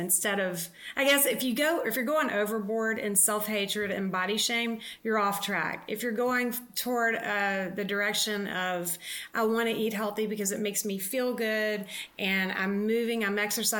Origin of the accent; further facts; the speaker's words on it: the South, United States; I was raised in the South, which I mean, I adore living in the South and being raised there